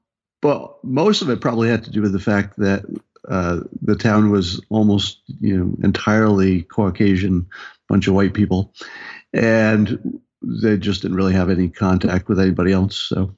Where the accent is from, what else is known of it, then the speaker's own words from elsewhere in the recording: upstate New York, United States; moved away as an adult; also born or lived in California; I grew up in the country in upstate New York, and was a small family with modest means, sort of a Republican-y conservative town.